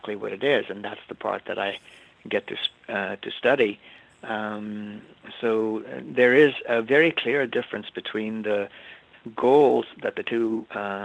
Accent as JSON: {"language": "English", "country": "India", "tie": "born or raised there", "moved": "as an adult", "lives_now": "United States", "said": "I was born in India, and I grew up there, went to school there, actually went to an English boarding school. I moved here to go to college"}